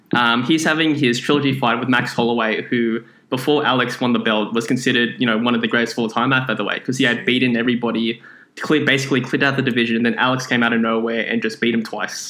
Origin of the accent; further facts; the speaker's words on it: Philippines; I am Filipino